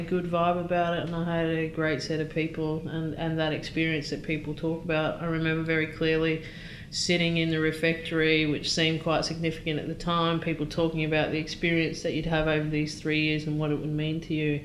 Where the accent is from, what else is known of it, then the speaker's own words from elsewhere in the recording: Maryborough, Queensland, Australia; also born or lived in United Kingdom; I was born in Maryborough, Queensland.